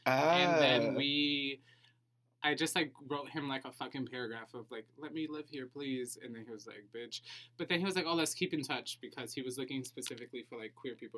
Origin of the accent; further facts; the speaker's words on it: Chicago, Illinois, United States; I'm from Chicago.